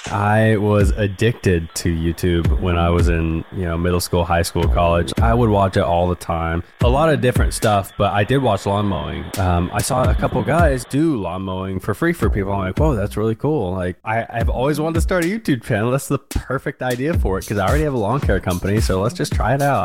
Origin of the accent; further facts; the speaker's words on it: Wichita, Kansas, United States; born and raised in Wichita